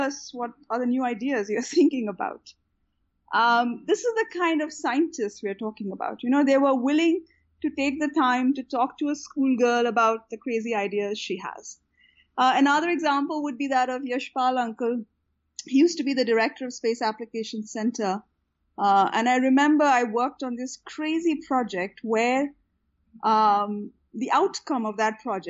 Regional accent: Ahmedabad, Gujarat, India; also born or lived in California / Houston; now in Bangalore, India; I had one of the most fantastic childhoods growing up in Ahmedabad

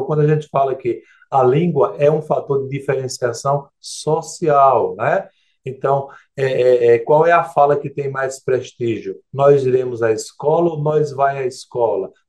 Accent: Northeast Region, Brazil; Eu, eu, eu, como sou sertanejo, eu vou no bagno mesmo, viu?

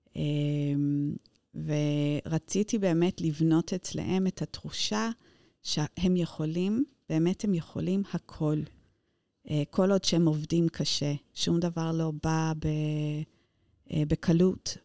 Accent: Luton, East of England, United Kingdom; Hebrew is a second language; moved away as an adult; also born or lived in London; now in Israel; נולדתי דווקא בלוטון, לא בלונדון

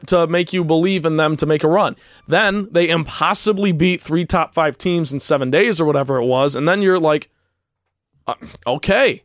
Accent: Chicago, Illinois, United States; I'm from Chicago.

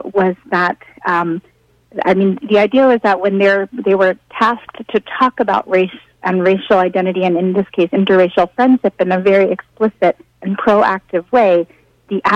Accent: New York City, New York, United States; I'm a native New Yorker.

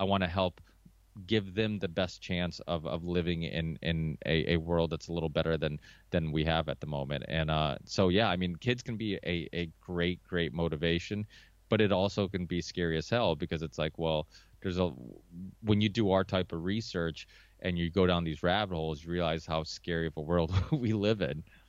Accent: Chaves, Norte, Portugal; now in United States; I was born in Chaves, which is like northern Portugal.

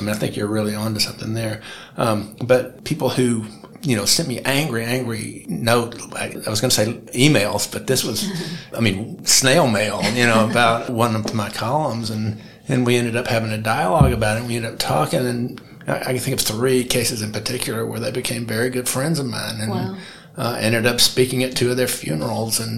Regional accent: Birmingham, Alabama, United States; I was born in April of 1963, which is the precise moment in time, and just outside Birmingham, Alabama

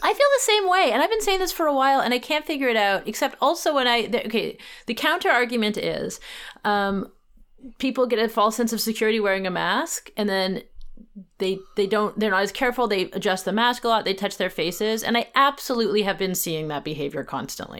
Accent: Vancouver, British Columbia, Canada; moved away; it is my hometown

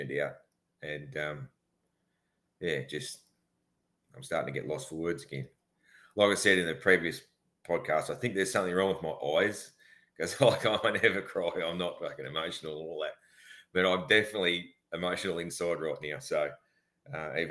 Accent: Australia; being an Aussie

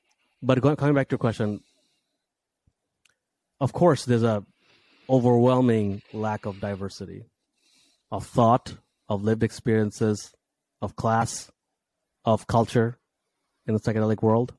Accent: Saudi Arabia; also born or lived in Bangladesh; If I talk about my background, I from Bangladesh, grew up, you know, I was born there, but I grew up in Saudi Arabia in an English speaking school full of lower middle class kids.

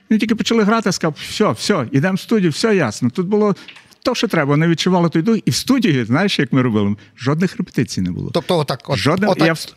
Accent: Kremenets, Ternopil Oblast, Ukraine; moved away as an adult; also born or lived in Lviv, Ukraine; я ж родом з Тернополя

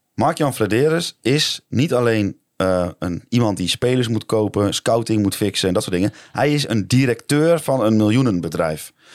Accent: Dalfsen, Overijssel, Netherlands; moved away; ik kom uit Dalfsen, dat ik dan nu zeg, nou, dan ga ik wel weer in Dalfsen wonen

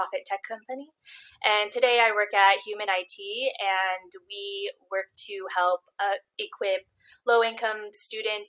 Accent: Long Beach, California, United States; I'm from Long Beach, California, and I come from a nonprofit background

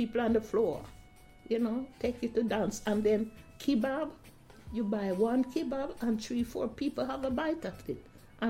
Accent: Jamaica; now in Southampton, United Kingdom; I said I'm a Jamaican. I wear, I talk, the clothes I wear, and the store I go in to buy things.

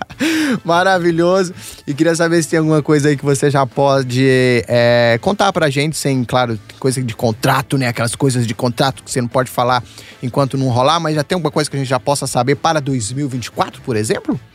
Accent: interior of Minas Gerais, Brazil; Eu sou do interior de Minas

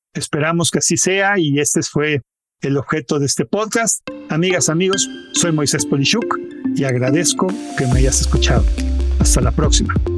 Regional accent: Mexico; yo me siento como mexicano muy orgulloso

